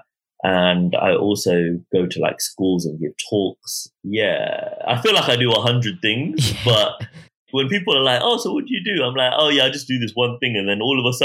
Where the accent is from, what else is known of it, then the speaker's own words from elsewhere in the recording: Croydon, London, United Kingdom; also born or lived in Bolton; when I was growing up, yeah, Croydon was so amazing, yeah. Right now, it's not the best area, but it's always going to be like home for me